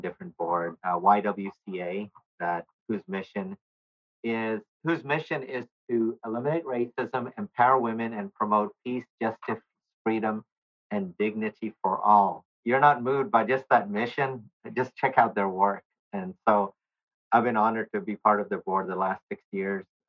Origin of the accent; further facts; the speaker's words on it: Nashville, Tennessee, United States; also born or lived in Bangladesh; I grew up in Nashville all but one year of my life. We moved here in 1970. I was a baby.